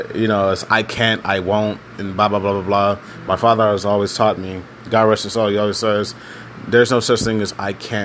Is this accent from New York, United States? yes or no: no; Houston, Texas, United States; I'm from Texas, Houston, Texas. And out in Texas, growing up black is really complicated.